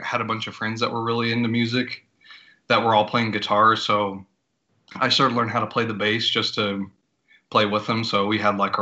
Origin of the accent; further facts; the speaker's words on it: Logansport, Indiana, United States; moved away; I'm originally from Indiana, a little small town called Logansport.